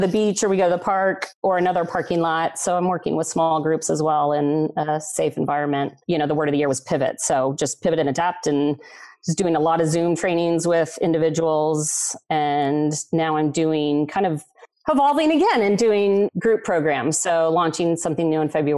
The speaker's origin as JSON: {"language": "English", "region": "Texas", "country": "United States", "tie": "born or raised there", "also_born_or_lived": "San Diego", "moved": "as an adult", "lives_now": "Southern California, United States", "said": "I grew up in Texas and I've lived in Southern California the last 17 years"}